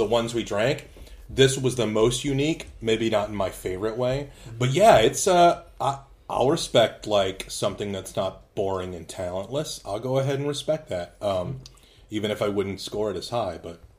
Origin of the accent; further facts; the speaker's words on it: the South, United States; Yeah. I'm from the South, man. We drink like radiator fluid.